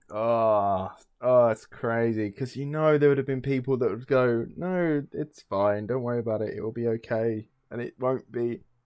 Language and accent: English; England, United Kingdom